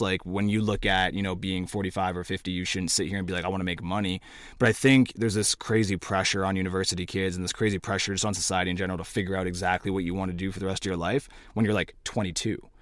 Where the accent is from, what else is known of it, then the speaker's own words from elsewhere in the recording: Cornwall, Ontario, Canada; I'm from Cornwall